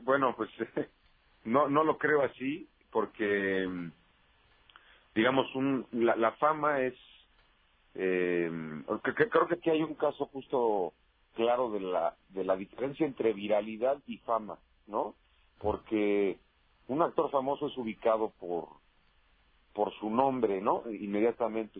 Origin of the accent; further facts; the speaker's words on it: Toluca, State of Mexico, Mexico; moved away as an adult; now in Mexico City, Mexico; Yo nací en Toluca, Estado de México.